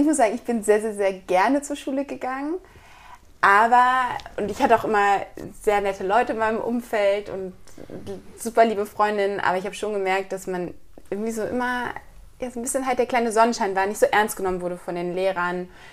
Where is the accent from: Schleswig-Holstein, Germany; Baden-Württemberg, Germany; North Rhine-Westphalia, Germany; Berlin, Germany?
Schleswig-Holstein, Germany; Kiel; moved away as an adult; also born or lived in Hamburg; ich komme eigentlich aus Kiel